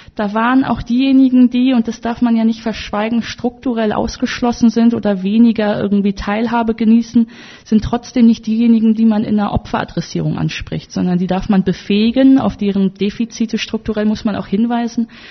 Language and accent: German; Wuppertal, North Rhine-Westphalia, Germany; ich komme ja aus Wuppertal